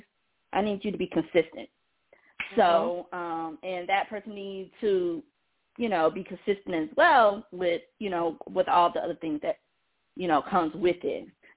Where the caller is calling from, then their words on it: Georgia, United States; I'm calling from Georgia.